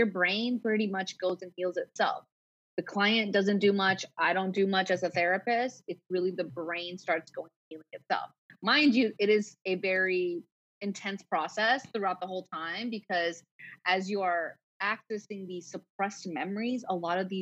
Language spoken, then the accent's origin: English; United States; also born or lived in Punjab (ancestry); now in San Diego, United States; I'm Punjabi, so I'm Indian, American born.